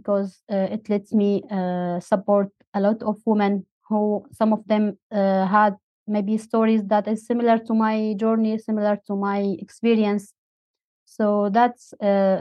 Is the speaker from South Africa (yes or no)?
no; Syria; moved away as an adult; now in Turkey; I'm from Syria, but I live in Turkey